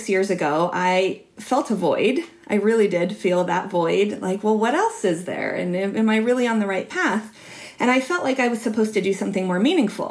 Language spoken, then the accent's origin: English; Utah, United States; So I grew up in Utah in a really religious environment, and we were not religious